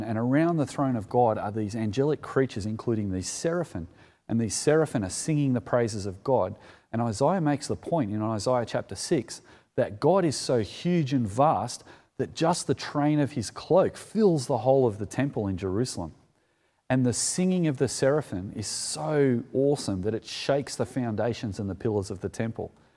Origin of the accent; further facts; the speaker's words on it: Sutherland Shire, New South Wales, Australia; as a kid growing up in the Solomon Shire